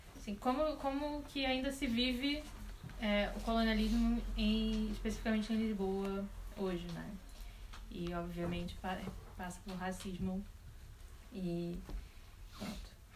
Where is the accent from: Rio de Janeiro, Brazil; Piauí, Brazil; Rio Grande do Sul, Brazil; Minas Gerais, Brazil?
Rio de Janeiro, Brazil; eu sou do Rio de Janeiro